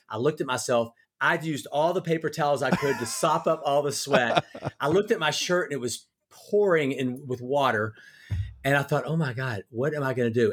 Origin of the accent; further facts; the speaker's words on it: Louisiana, United States; also born or lived in North Carolina; now in Nashville, United States; I grew up in Louisiana